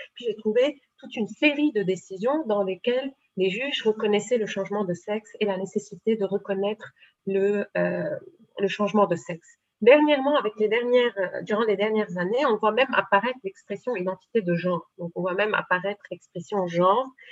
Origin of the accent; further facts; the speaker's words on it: Lebanon; mais je suis libanaise, euh, j'ai euh, fait mes études au Liban. ma culture est une culture libanaise